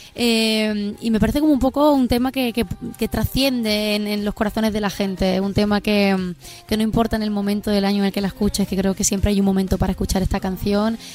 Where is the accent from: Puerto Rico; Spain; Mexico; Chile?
Spain; siendo española